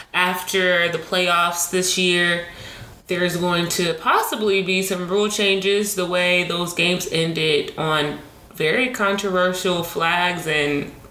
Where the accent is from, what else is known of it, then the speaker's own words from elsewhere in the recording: Charlotte, North Carolina, United States; now in Atlanta, United States; I'm from Charlotte.